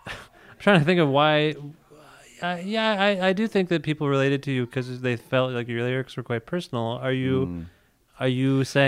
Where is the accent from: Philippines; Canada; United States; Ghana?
Canada